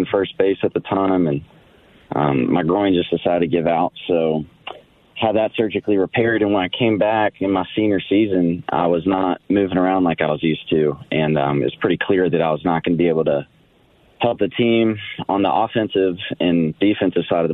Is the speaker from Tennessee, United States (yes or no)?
yes; Nashville, Tennessee, United States; moved away as an adult; also born or lived in Arizona / San Diego; I am from Nashville. I was born and raised